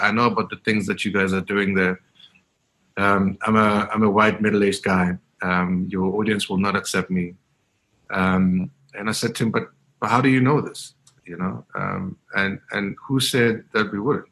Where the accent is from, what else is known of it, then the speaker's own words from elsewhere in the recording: Soweto, Gauteng, South Africa; growing up in Diepkloof in, in the 80s and the 90s